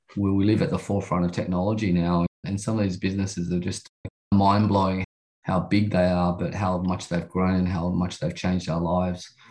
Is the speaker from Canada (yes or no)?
no; Sydney, New South Wales, Australia; I grew up in Sydney in the western suburbs